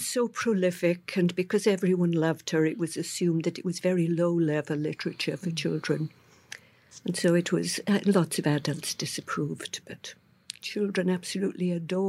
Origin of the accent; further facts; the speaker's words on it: Swansea, Wales, United Kingdom; I think I was born and grew up in exactly the right place. Mm-hmm. The Second World War was still on when I was born, which dates me. The Swansea wa